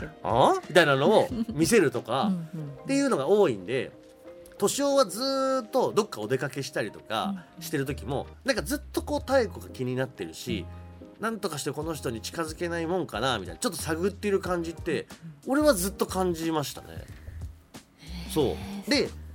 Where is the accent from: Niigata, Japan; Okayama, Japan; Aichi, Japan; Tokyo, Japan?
Tokyo, Japan; 僕もまあ出身が東京